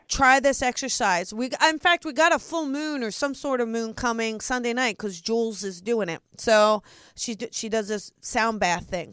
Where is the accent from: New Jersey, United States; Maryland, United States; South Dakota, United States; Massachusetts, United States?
New Jersey, United States; I'm from Jersey.